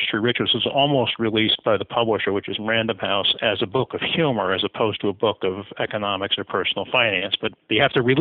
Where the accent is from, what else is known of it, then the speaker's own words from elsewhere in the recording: the rural Midwest, United States; I grew up in the rural Midwest, lower income family